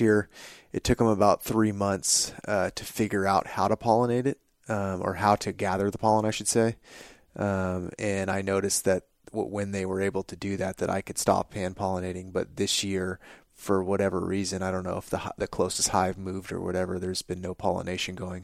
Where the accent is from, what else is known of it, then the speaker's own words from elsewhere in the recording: California, United States; growing up in California